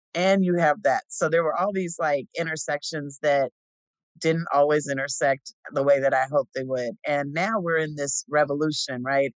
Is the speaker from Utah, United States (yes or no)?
no; Pomona, California, United States; moved away; also born or lived in Fontana, California; as a kid growing up in Fontana and Pomona, um specifically the Pomona San Dimas area